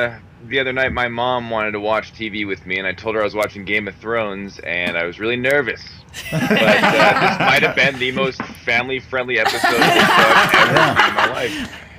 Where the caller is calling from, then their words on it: Billings, Montana, United States